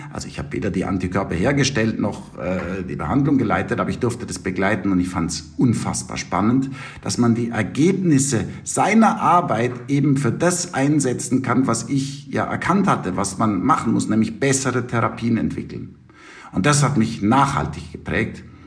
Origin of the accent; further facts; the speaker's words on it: Munich, Bavaria, Germany; accent: Bavarian; moved away as an adult; also born or lived in United States; now in Tübingen, Germany; ich wollte eigentlich zurück in mein geliebtes München, man hört es an meinem Akzent